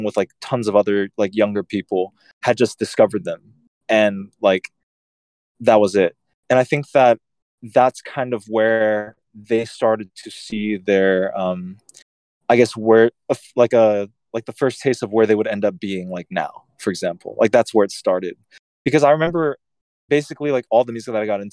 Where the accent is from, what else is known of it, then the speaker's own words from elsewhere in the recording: Houston, Texas, United States; my hometown